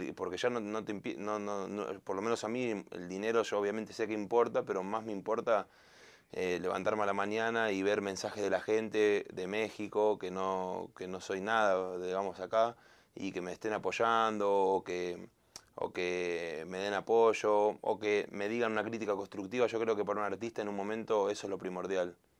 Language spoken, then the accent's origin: Spanish; Argentina; also born or lived in Colombia; soy argentino